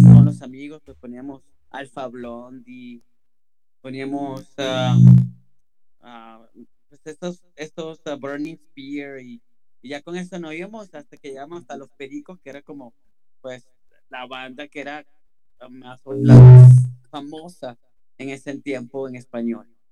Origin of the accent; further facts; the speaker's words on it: Venezuela; moved away as an adult; now in United States; Pues yo soy venezolano. ya tengo mucho rato aquí en Estados Unidos, pero pues crecí en Venezuela y tuve la oportunidad de crecer hasta los casi 20 años en Venezuela.